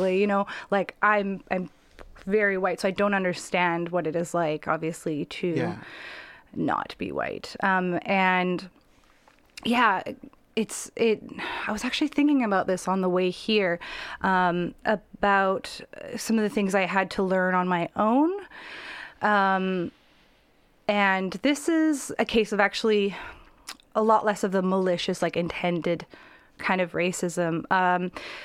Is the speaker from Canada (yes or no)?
yes; Canada; as a Canadian, as somebody who, like, my nationality is Canadian